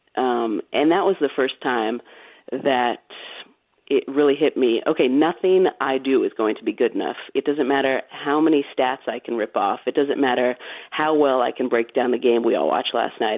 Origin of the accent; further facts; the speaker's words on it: California, United States; I grew up in California